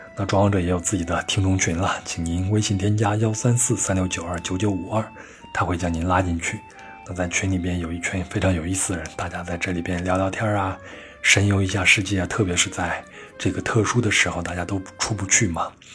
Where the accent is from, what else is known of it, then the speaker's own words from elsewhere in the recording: China; 就像我们中国人也不是每一顿都去吃北京烤鸭